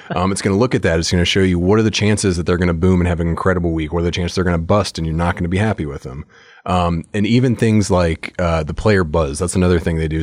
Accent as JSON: {"language": "English", "country": "United States", "said": "I'm an American"}